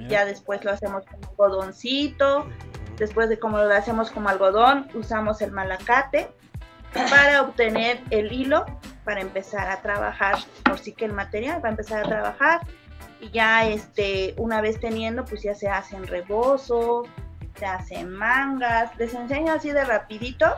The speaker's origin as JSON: {"language": "Spanish", "town": "Tlaquilpa", "region": "Veracruz", "country": "Mexico", "said": "somos de Tlaquilpa, Veracruz, de la Sierra de Zongolica"}